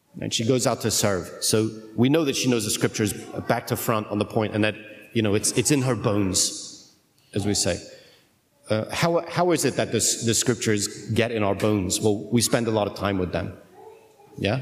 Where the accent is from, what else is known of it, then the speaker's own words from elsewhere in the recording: United Kingdom; I'm British